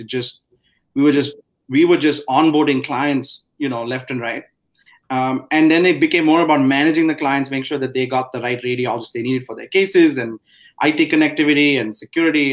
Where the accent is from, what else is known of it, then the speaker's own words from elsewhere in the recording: India; moved away as an adult; now in United States; I grew up in India.